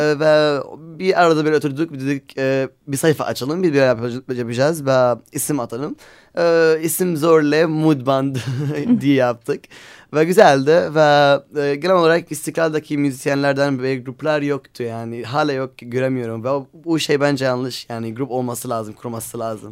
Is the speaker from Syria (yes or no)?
yes; Aleppo, Aleppo Governorate, Syria; Turkish is a second language; now in Istanbul, Turkey; Biz Suriyeliyiz. Ve Halep'teyken bayağı bir konserler yaptık beraber.